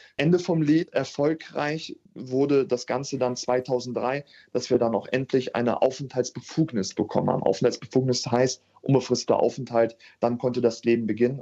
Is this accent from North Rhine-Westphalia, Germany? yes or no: no; Hanover, Lower Saxony, Germany; ich hatte das große Glück, 93 in Hannover geboren zu sein. Mhm. Das mhm. heißt, ich bin ein waschechter Hannoveraner